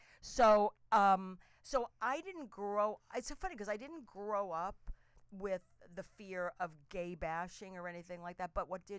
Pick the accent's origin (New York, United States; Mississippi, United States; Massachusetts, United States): New York, United States; also born or lived in New Jersey; I grew up in New York, so in New York, New Jersey.